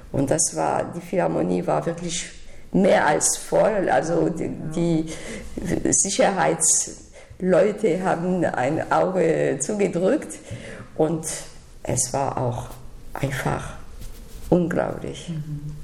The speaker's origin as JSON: {"language": "German", "town": "Sion", "region": "Valais", "country": "Switzerland", "tie": "born or raised there", "also_born_or_lived": "Detmold / Paris", "second_language": "German", "moved": "yes", "lives_now": "Berlin, Germany", "said": "ich bin in der Schweiz, in Sion geboren"}